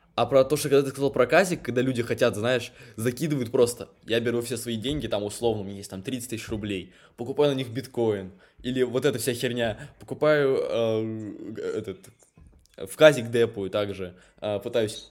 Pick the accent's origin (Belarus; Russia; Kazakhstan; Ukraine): Russia; Moscow; moved away; я сам родился в Москве, но живу в провинции